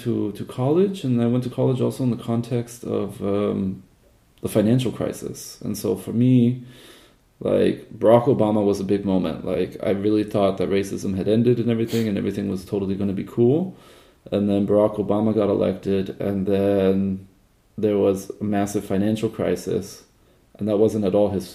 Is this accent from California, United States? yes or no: yes; Southern California, United States; I grew up in Southern California in the 1990s and early 2000s